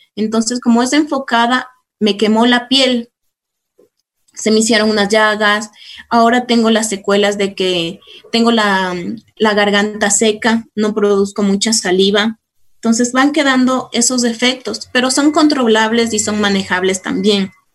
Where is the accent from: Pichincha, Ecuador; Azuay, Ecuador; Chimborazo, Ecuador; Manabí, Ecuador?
Pichincha, Ecuador; Cayambe; now in Quito, Ecuador; yo soy de Cayambe, soy cayambeña, nací acá en Quito, pero fui a vivir en Cayambe, después a mis 22 años regresé acá a Quito